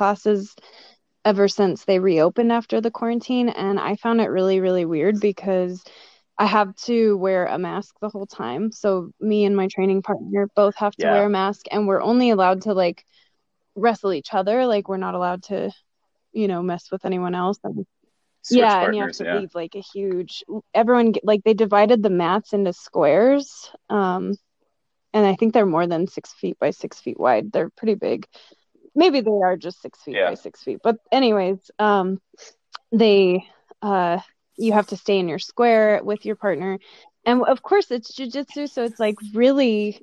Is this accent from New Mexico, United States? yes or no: yes; Albuquerque, New Mexico, United States; moved away as an adult; also born or lived in Florida; now in Colorado, United States; I grew up in Albuquerque, and our elevation's a little higher than Denver